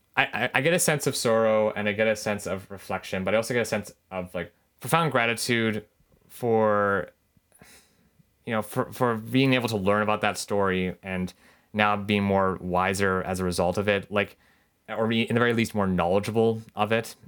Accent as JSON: {"language": "English", "country": "Canada", "said": "Japanese Canadian"}